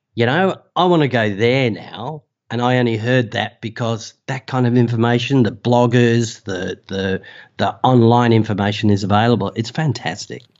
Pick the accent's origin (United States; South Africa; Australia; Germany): Australia; accent: Australian; you can tell by the accent that, uh, I'm Australian